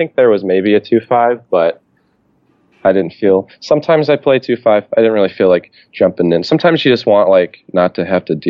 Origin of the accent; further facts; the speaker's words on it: Cleveland, Ohio, United States; now in Chicago, United States; I'm from the Cleveland area. I live in Chicago, and I go back for the holidays